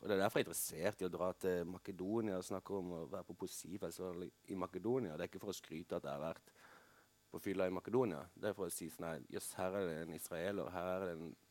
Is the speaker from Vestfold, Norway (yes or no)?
no; Kristiansand, Agder, Norway; dette ganske fine middelklasseområdet hvor jeg vokste opp i Kristiansand